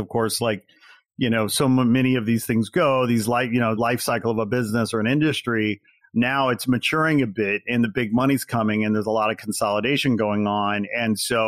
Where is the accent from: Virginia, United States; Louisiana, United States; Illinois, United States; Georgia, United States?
Illinois, United States; Chicago; I'm from Chicago land originally